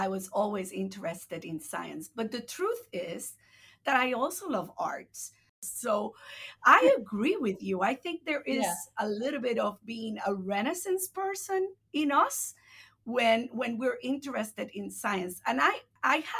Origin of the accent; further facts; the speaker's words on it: Puerto Rico; first language Spanish; English is a second language; moved away as an adult; also born or lived in Massachusetts / Illinois; now in United States; I was born and raised in Puerto Rico, right, my entire life.